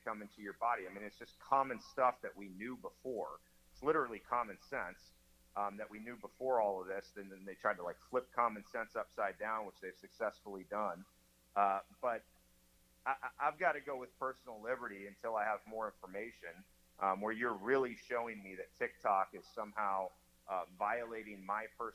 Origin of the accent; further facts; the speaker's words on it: United States; as an American